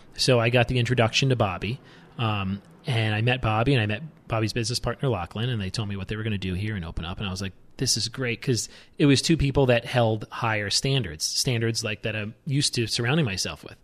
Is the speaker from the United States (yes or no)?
yes; New York, United States; moved away as an adult; also born or lived in Aspen, Colorado; I'm born and raised in New York